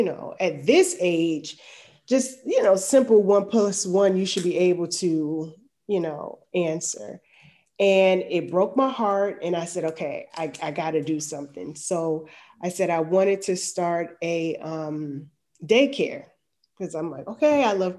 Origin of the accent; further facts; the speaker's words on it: New Jersey, United States; moved away as an adult; now in Atlanta, United States; I'm in Atlanta, but I'm from New Jersey.